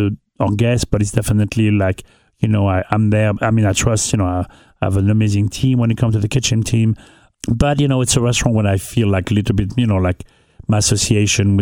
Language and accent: English; northern France, France; English is a second language; moved away as an adult; also born or lived in New York City / Caribbean; now in Newport, United States; I grew up in North of France